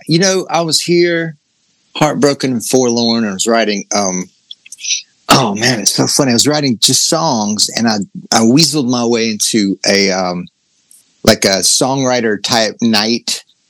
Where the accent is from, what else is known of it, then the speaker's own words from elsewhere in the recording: Georgia, United States; accent: southern; moved away as an adult; also born or lived in Nashville, Tennessee; now in Los Angeles, United States; I grew up in Georgia